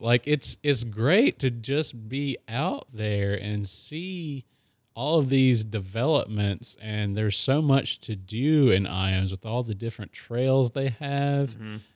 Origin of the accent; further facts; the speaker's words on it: Maryville, Tennessee, United States; I I grew up in Maryville